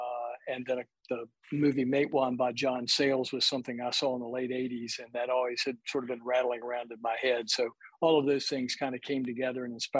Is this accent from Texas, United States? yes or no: no; Virginia coal fields, United States; I grew up in the coal fields, but I grew up on the Virginia side of the West Virginia-Virginia line.